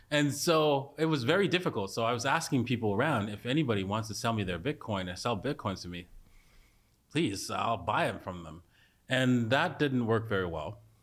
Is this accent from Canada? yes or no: yes; Canada; I was a s, complete socialist as a Canadian